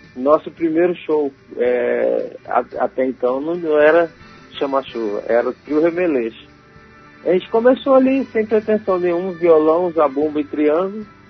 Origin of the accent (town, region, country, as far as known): Itaúnas, Espírito Santo, Brazil; moved away